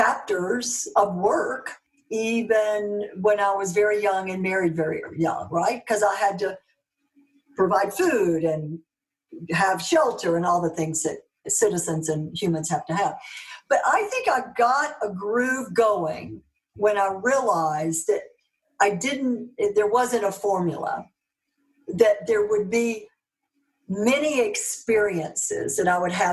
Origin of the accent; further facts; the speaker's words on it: Mississippi, United States; accent: Southern; moved away; also born or lived in Dallas, Texas / Europe; I'm from Mississippi, working class family.